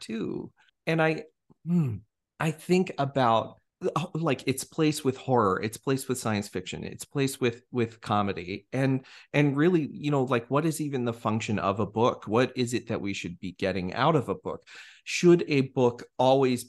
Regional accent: Pueblo West, Colorado, United States; now in Arkansas, United States; I have a lot of nostalgia from my own childhood, growing up in Pueblo West, Colorado.

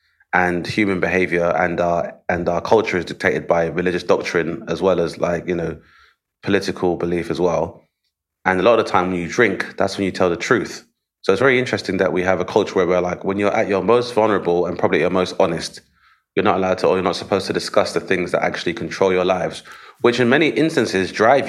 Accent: United Kingdom; because obviously being British and being somewhat repressed

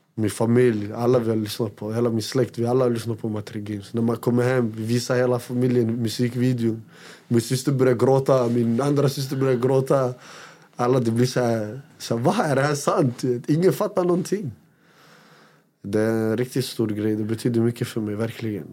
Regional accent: Västerås, Västmanland, Sweden; Jag kommer från Råby, jag kommer från en ort som heter Råby

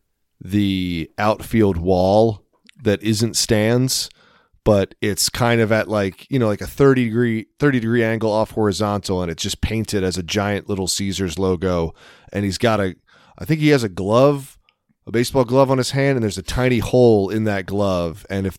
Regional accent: Elkton, Maryland, United States; born there; I was born in Union Hospital in Elkton, Maryland, which... some of our listeners are from our home area

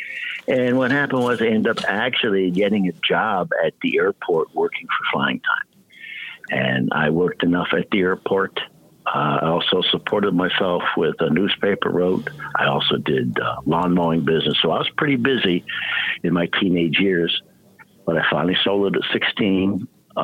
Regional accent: Albany, New York, United States; We grew up in the Albany area. My family moved here, I believe, in the early 50s

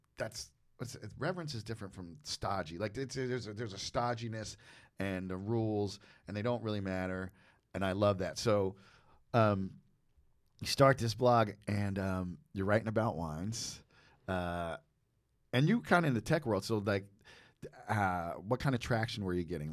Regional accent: United States; I'm from New Jersey, New York

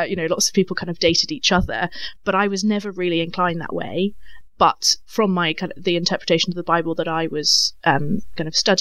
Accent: Cambridge, East of England, United Kingdom; I grew up in Cambridge, so went to quite actually the same church I'm at now

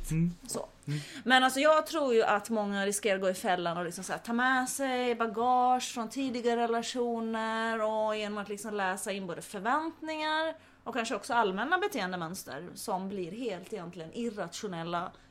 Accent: Finland; Men eh, jo tack, jag har varit hemma i Finland Finland och slåtts med mina brorsor.

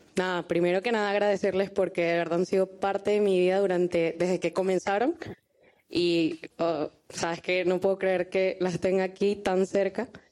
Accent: Venezuela; Nacida en Venezuela, pero soy griega y también libanesa

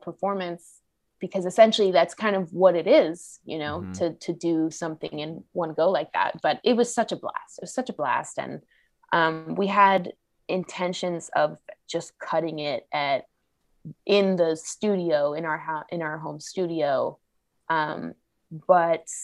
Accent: Los Angeles, California, United States; my LA native makeup

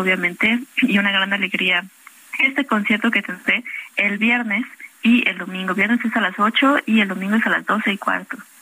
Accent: Xalapa, Veracruz, Mexico; moved away; Yo soy de Jalapa, Veracruz

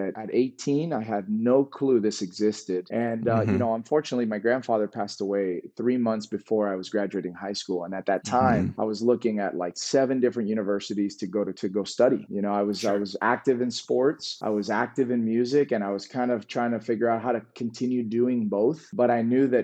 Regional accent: Miami, Florida, United States; also born or lived in New Jersey; I grew up in South Florida. Miami is where I was raised. I wasn't born there. I was born in New Jersey, but I know nothing about the place. I left when I was one

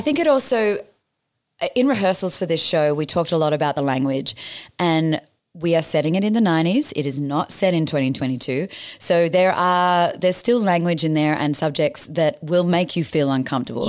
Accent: Batemans Bay, New South Wales, Australia; moved away as an adult; I escaped home to my hometown of Batemans Bay

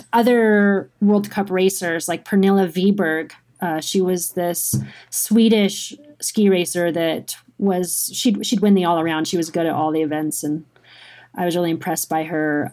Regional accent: Girdwood, Alaska, United States; moved away as an adult; also born or lived in Anchorage, Alaska / Tahoe; born and raised in Alaska, um, Girdwood, Alaska

